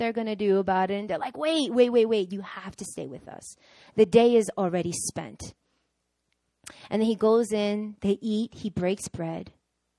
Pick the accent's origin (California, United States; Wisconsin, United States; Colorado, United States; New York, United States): New York, United States; moved away as an adult; now in South Korea; I'm born and raised in New York